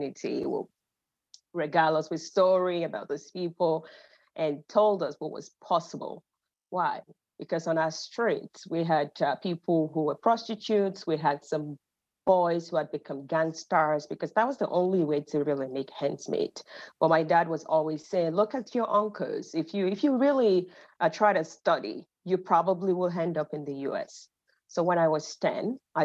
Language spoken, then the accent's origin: English; Ibadan, Oyo, Nigeria; also born or lived in Finland / Canada; now in United States; I'm originally Nigerian. I grew up in Ibadan, Nigeria.